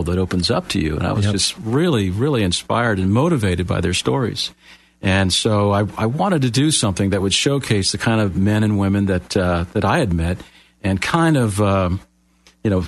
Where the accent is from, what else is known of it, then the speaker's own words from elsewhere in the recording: Miami, Florida, United States; moved away; I'm from Miami originally, born and raised, Floridian. Moved here many years ago